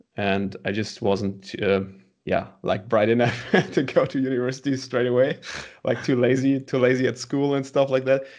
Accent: Münster, North Rhine-Westphalia, Germany; born or raised there

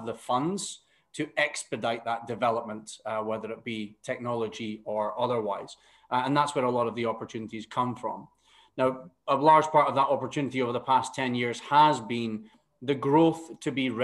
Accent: Aberdeen, Scotland, United Kingdom; moved away as an adult; now in Qatar; my hometown of Aberdeen

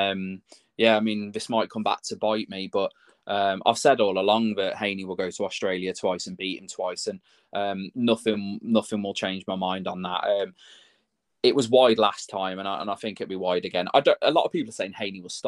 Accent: Telford, West Midlands, United Kingdom; From my hometown

